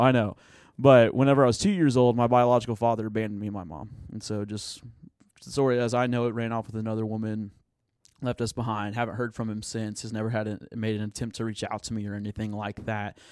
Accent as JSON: {"language": "English", "town": "Tulsa", "region": "Oklahoma", "country": "United States", "tie": "born or raised there", "also_born_or_lived": "Broken Arrow, Oklahoma", "said": "I was born and raised in Tulsa, Oklahoma, so Oki from the, from the start of it."}